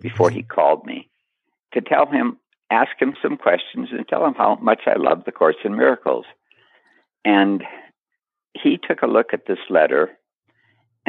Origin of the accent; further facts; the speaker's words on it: Duluth, Minnesota, United States; moved away as an adult; also born or lived in Nyack, New York / Charlotte, North Carolina / Lake Worth, Florida / New York City; I'm from Duluth, Minnesota